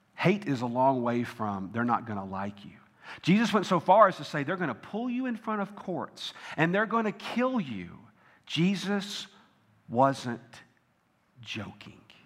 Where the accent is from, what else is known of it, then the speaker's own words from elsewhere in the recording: Tennessee, United States; I grew up in Tennessee